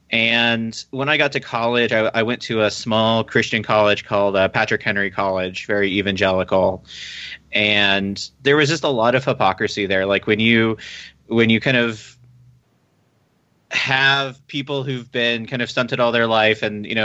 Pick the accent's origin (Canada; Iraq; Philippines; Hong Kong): Philippines; born there; also born or lived in Alabama / Texas / England / Germany; I was born in the Philippines, actually, and then I moved to Alabama, Texas, England, Germany, and then Virginia.